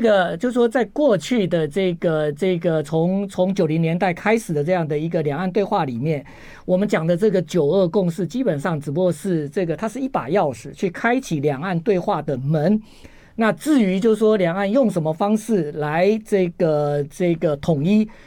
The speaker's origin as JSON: {"language": "Chinese", "country": "Taiwan", "said": "我们台湾人已经， 已经， 已经 拼命地在吃你们的这个日本的农产品"}